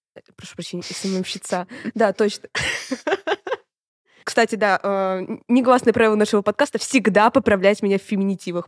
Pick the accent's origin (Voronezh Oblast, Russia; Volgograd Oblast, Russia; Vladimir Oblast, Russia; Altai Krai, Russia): Voronezh Oblast, Russia; Voronezh; мы очень гордимся тем, что мы из Воронежа